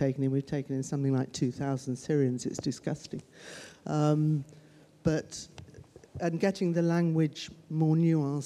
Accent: United Kingdom; I'm British

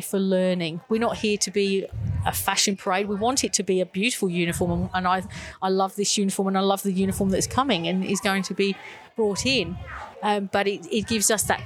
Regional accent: Buckinghamshire, South East England, United Kingdom; now in Australia; No, I'm from the UK. So I was born and bred in Buckinghamshire in England

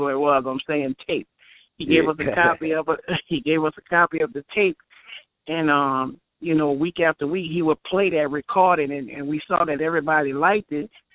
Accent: New Orleans, Louisiana, United States; I was born in New Orleans. I grew up in the Melpomene Projects

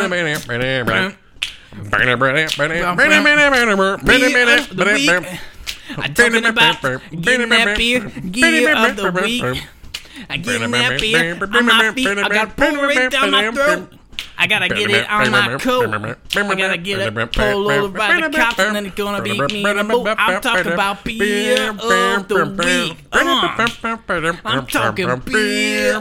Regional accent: the South, United States; we're from the South

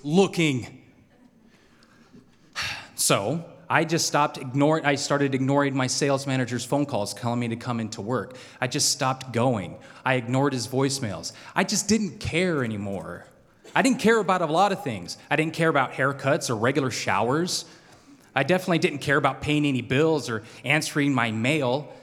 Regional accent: Salmon, Idaho, United States; also born or lived in Boise, Idaho; I grew up in Salmon, Idaho

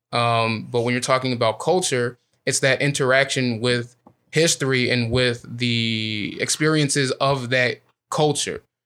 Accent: Illinois, United States; I'm from Illinois

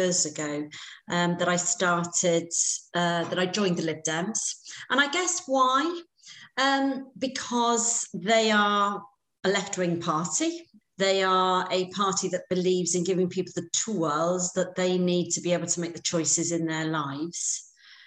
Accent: Wrexham, Wales, United Kingdom; also born or lived in Cardiff; born and brought up in Wrexham in North Wales

